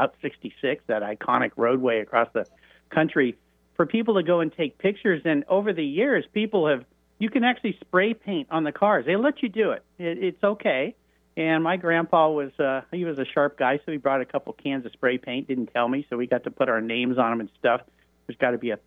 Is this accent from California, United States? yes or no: yes; La Jolla, California, United States; I grew up in Southern California in La Jolla, California, which is kind of just north of San Diego